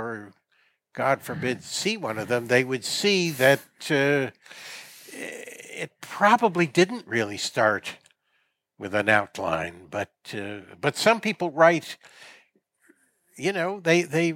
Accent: United States; as an American growing up in the 50s

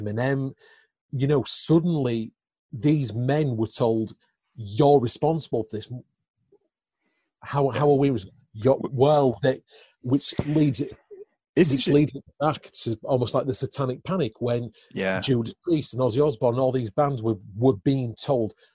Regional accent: Ossett, Yorkshire and the Humber, United Kingdom; born or raised there

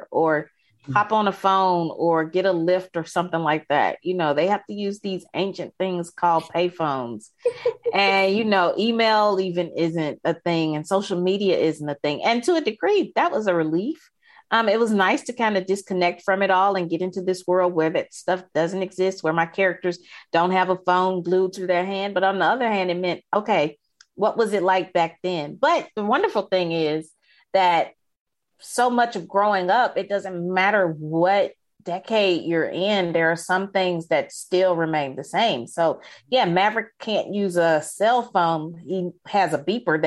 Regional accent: Jackson, Mississippi, United States; the neighborhood where I grew up in Jackson

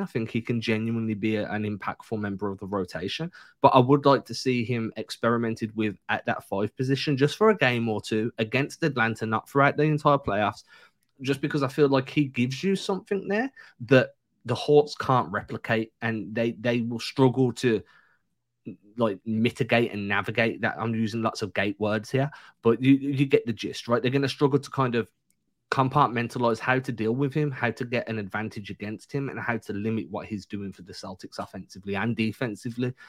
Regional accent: England, United Kingdom; moved away; growing up in England

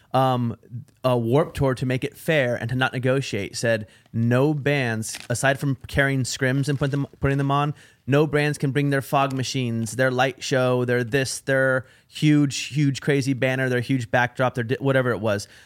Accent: Portland, Oregon, United States; me, Judah, and Duck were all from Portland, Oregon.

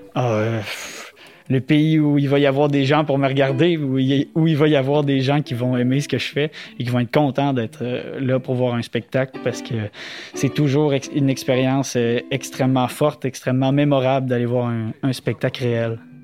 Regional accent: Gaspé, Quebec, Canada; moved away as an adult; also born or lived in Montreal; Quand j'ai quitté Gaspé, c'était pour ne, n'y jamais revenir.

